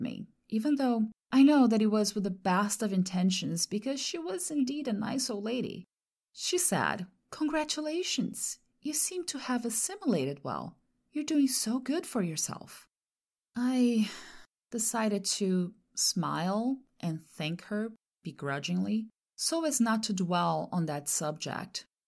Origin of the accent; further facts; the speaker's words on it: Brazil; English is a second language; moved away as an adult; now in United States; I'm from Brazil